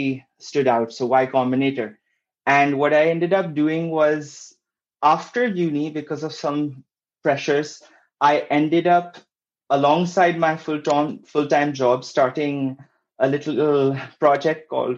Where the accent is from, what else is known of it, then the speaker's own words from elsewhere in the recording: Pakistan; moved away as an adult; also born or lived in Kuala Lumpur, Malaysia / Oxford, United Kingdom; I'm originally from Pakistan. Then I studied and worked in Kuala Lumpur for a while, after which I ended up going to Oxford